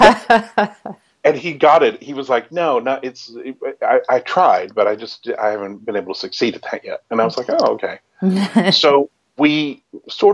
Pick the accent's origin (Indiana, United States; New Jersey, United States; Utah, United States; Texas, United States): Texas, United States; Lubbock; I grew up in Lubbock, Texas